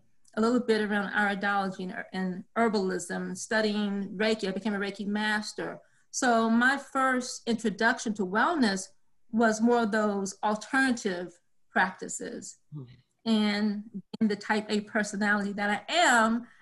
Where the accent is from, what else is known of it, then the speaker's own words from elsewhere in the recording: rural Texas, United States; I am originally from a small community that is literally down a dirt road to another dirt road deep in rural Texas